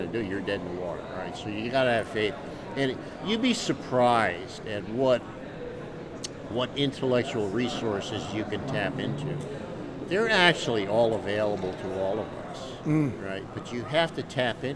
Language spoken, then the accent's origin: English; upstate New York, United States; moved away; In upstate New York